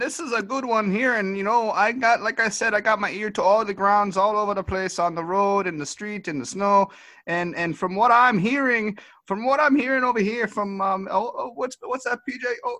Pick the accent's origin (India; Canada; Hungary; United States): Canada; Saskatchewan; from Saskatchewan.